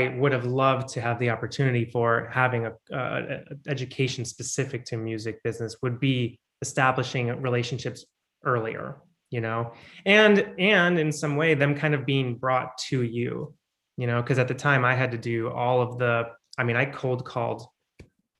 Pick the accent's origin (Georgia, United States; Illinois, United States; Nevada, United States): Illinois, United States; Chicago; I was born in Chicago in a suburb. And in Illinois, their music programs start in fourth grade.